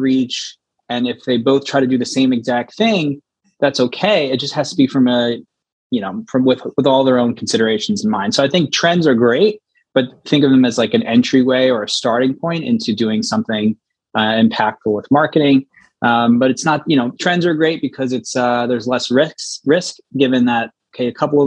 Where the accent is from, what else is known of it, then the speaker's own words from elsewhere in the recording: United States; also born or lived in Philadelphia; I'm American, I'm based in America.